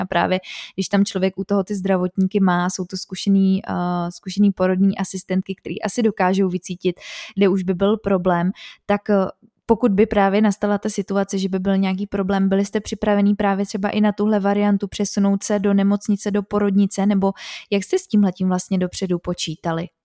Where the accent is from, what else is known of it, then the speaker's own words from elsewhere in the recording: Czechia; u nás v Čechách, asi jak jsme tady dlouho měli komunismus